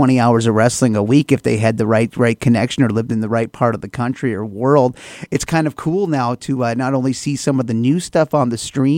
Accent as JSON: {"language": "English", "region": "northwestern Minnesota", "country": "United States", "tie": "born or raised there", "said": "I grew up here in northwestern Minnesota"}